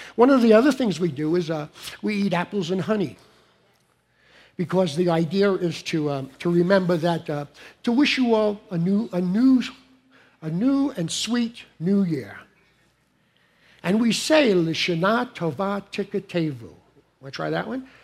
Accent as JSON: {"language": "English", "town": "New York City", "region": "New York", "country": "United States", "tie": "born or raised there", "moved": "yes", "said": "when I grew up in Brooklyn"}